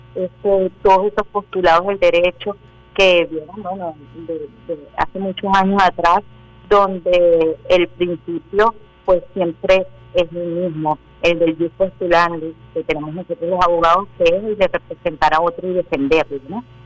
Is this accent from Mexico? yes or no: no; Caracas, Miranda, Venezuela; nací en el Cafetal, mi padre es armenio